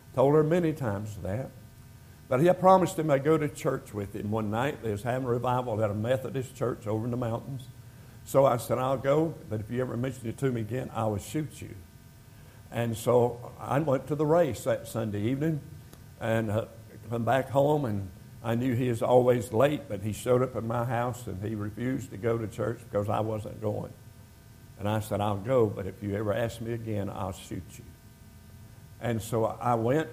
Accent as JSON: {"language": "English", "country": "United States", "tie": "born or raised there", "also_born_or_lived": "North Carolina / Jamaica / Georgia", "moved": "as an adult", "said": "I was born in America"}